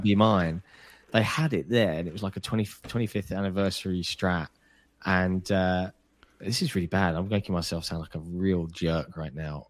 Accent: United Kingdom; I realize I'm British

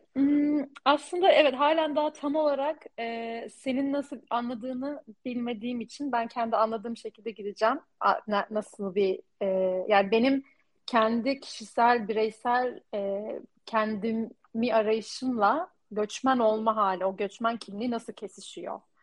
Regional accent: Turkey; moved away as an adult; burada yaşayan bir Türkiye'li olduğum için ben bir göçmenim

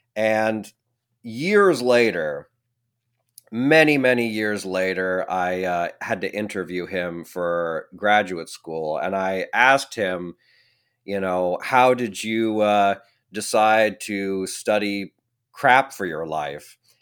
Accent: Oregon, United States; accent: Oregonian; also born or lived in France; born and raised in Oregon, like myself

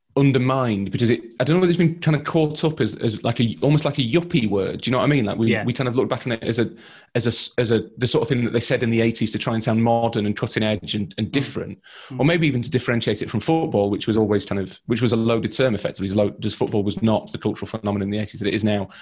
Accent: Leeds, Yorkshire and the Humber, United Kingdom; I'm from Leeds.

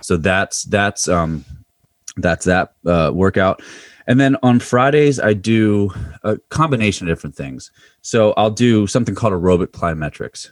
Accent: Mifflin County, Pennsylvania, United States; moved away as an adult; now in Loudoun County, Virginia, United States; grew up about a half an hour south of State College, uh, in Mifflin County, Pennsylvania.

